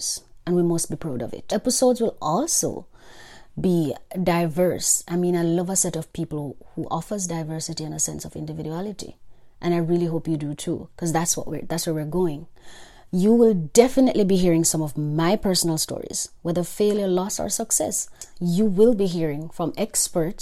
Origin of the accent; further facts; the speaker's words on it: Jamaica; I am Jamaican